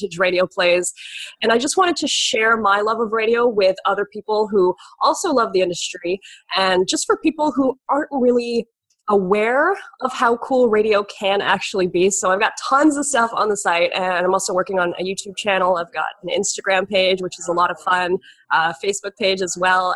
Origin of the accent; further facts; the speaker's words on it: Toronto, Ontario, Canada; moved away as an adult; also born or lived in Belleville, Ontario; I grew up born and raised in Toronto